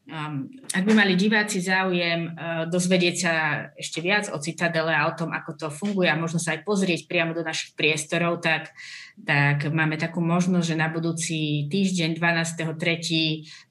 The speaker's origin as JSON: {"language": "Slovak", "area": "Orava", "region": "Žilina Region", "country": "Slovakia", "tie": "born or raised there", "said": "ja pochádzam z Oravy, hej, čiže tam je veľmi silné katolické zázemie"}